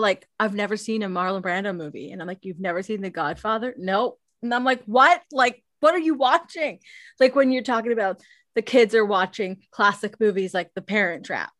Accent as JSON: {"language": "English", "country": "Canada", "said": "I'm Canadian"}